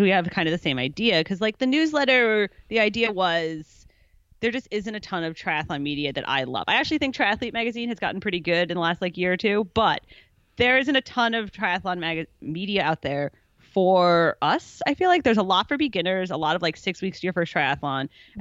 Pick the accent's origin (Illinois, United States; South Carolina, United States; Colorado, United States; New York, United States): Illinois, United States; Chicago; moved away as an adult; also born or lived in Kentucky; now in San Francisco area, United States; I was born in Kentucky, grew up in Chicago